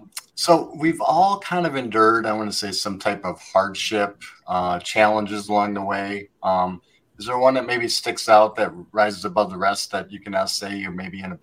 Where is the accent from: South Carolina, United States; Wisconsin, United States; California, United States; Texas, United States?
Wisconsin, United States; now in Florida, United States; I'm originally from Wisconsin, so I love it down here.